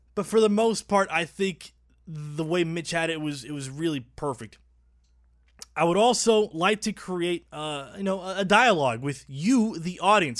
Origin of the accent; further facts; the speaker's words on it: Puerto Rico; also born or lived in North Texas; now in Dallas, United States; I was born in Puerto Rico